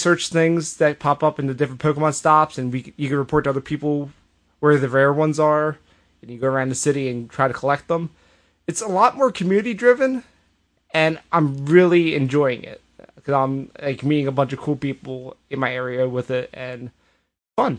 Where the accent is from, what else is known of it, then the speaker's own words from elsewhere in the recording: United States; I'm American